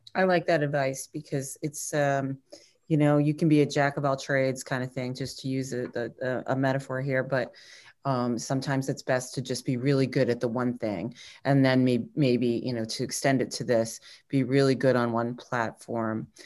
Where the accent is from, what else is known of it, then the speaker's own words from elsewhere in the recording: New England, United States; I'm a New England person